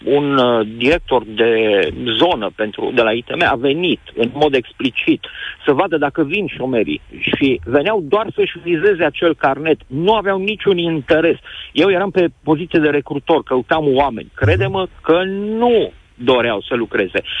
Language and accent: Romanian; Timișoara, Timiș County, Romania; Eu sunt chiar din Timișoara